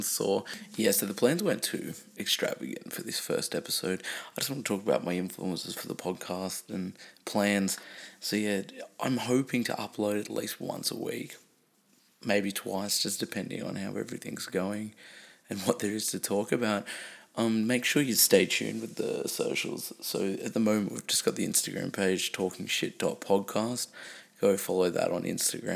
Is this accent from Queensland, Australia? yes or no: no; Newcastle, New South Wales, Australia; I'm from Newcastle